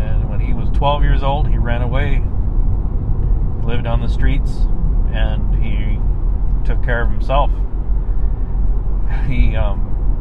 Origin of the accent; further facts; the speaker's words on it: San Antonio, Texas, United States; now in Spokane, United States; I was born in San Antonio, Texas